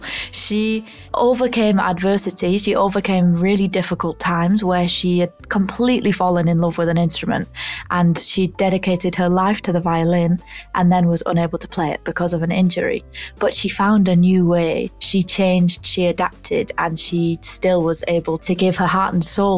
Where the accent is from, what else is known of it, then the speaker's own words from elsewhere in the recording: Ulverston, North West England, United Kingdom; now in London, United Kingdom; I'm originally from Ulverston, which is a really small town in the north of England, and I now live in London